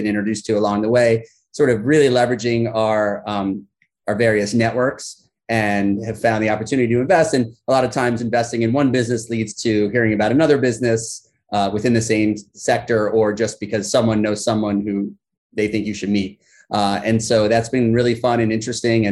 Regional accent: Miami, Florida, United States; moved away as an adult; also born or lived in Ann Arbor, Michigan / New York City / Washington, District of Columbia, United States; I was born and raised in Miami, Florida

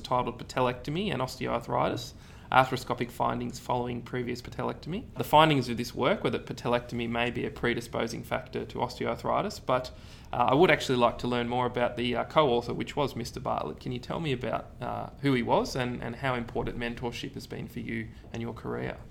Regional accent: Ballarat, Victoria, Australia; I'm from Ballarat

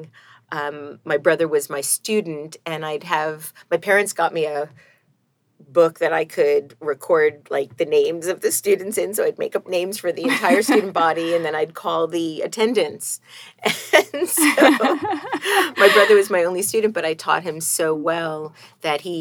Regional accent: New York City, New York, United States; also born or lived in Brooklyn / Queens / Staten Island / Long Island; I am a native New Yorker

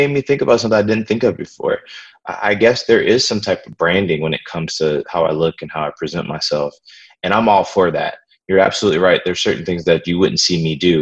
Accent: New Orleans, Louisiana, United States; I'm from New Orleans

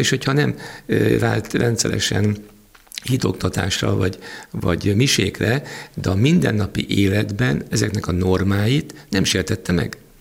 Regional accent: Hungary; magyarok vagyunk

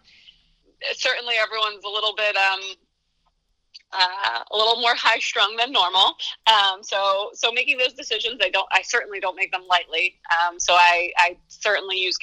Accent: Berwick, Pennsylvania, United States; I grew up in the Berwick area, so I was familiar with Marywood prior to my arrival because of its location close to my hometown

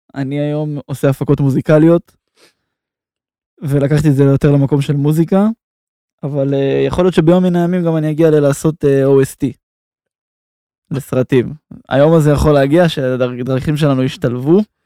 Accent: Israel; אנחנו בתור ישראלים

